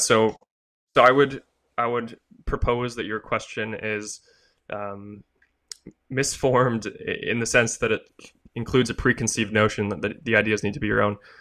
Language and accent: English; Canada; I'm Canadian, I'm in Canada